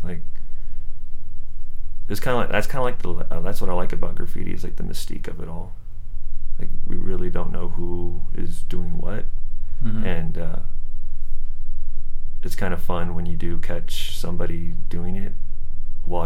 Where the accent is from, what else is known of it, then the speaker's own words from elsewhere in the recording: San Jose, California, United States; also born or lived in Milpitas; I grew up in San Jose